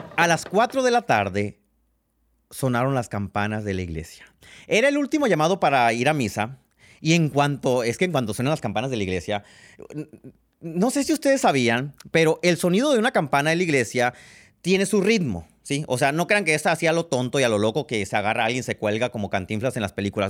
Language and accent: Spanish; Sonora, Mexico; soy de Sonora